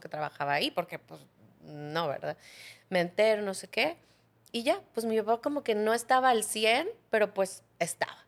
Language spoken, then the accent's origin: Spanish; Cozumel, Quintana Roo, Mexico; yo nací en Cozumel